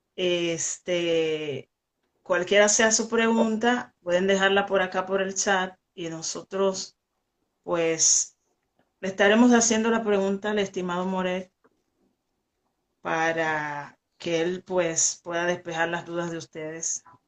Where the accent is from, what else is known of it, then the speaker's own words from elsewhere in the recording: Dominican Republic; yo soy de República Dominicana